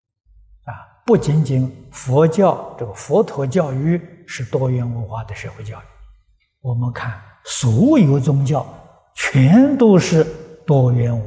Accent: China; 啊，它的内涵呢是神圣的教育，啊，就是我们中国人讲啊，古圣先贤的教育

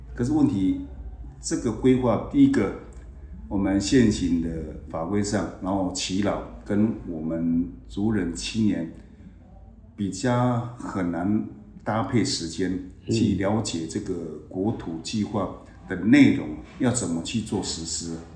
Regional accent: Shoufeng Township, Hualien County, Taiwan; 其实根本从小就住在我们。寿丰乡哦，我们部落这个族叫七卡川七角川一族

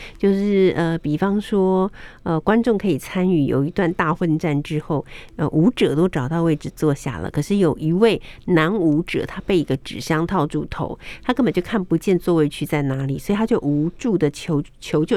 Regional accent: Taiwan; 我们台湾人心比较柔软

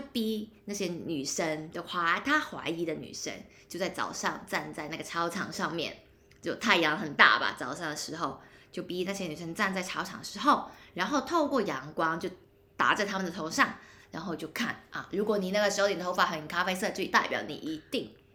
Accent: Hong Kong; 我是香港人

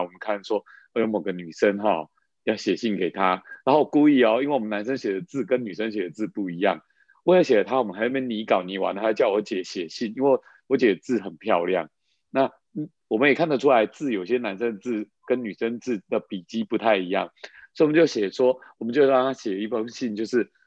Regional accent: Taiwan; 我们那时候在那个眷村长大的

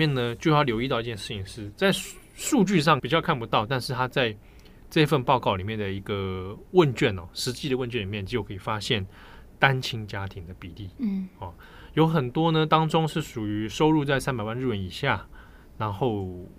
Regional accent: Taipei, Taiwan; 小时候的时候，我是住在别墅里面，嗯，在北投的深山的别墅那种

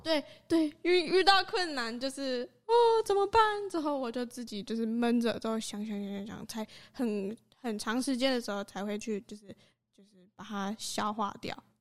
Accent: Kaohsiung, Taiwan; 我是从高雄来的

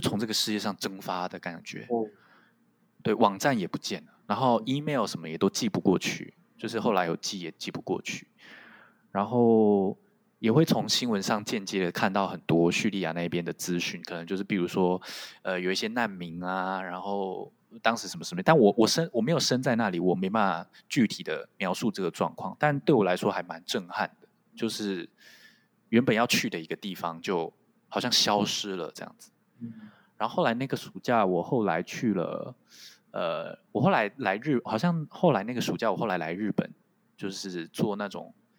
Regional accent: Taiwan; first language Taiwanese Hokkien; Chinese is a second language; moved away as an adult; now in Japan; 就是台湾闽南语，我的第一语言

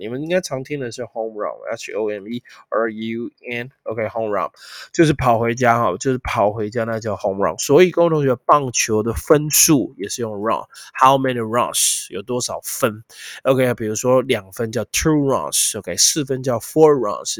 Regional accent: Taiwan; 我都说自己 I'm from Taiwan

